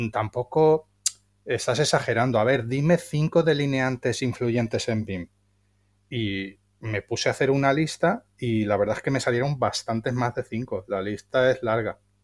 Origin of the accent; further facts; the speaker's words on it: Valencia, Valencian Community, Spain; soy de Valencia